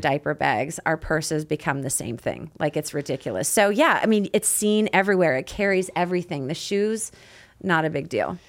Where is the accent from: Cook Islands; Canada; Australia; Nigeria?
Canada; me being from Canada 'cause we pronounce things different